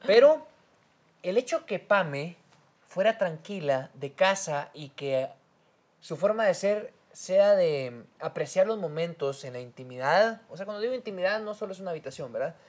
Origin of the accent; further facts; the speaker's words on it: Guatemala; somos guatemaltecos.